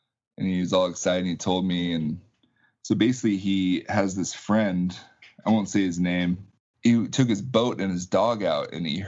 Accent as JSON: {"language": "English", "town": "Arlington", "region": "Washington", "country": "United States", "tie": "born or raised there", "also_born_or_lived": "Alaska", "said": "I was born in Alaska. My parents were teachers. And so my dad got a job as a principal down here. So he moved down here to Arlington when I was in the third grade."}